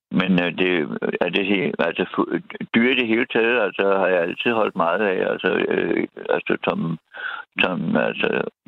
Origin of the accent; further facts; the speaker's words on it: Copenhagen, Capital Region of Denmark, Denmark; jeg er fra en forstad til København.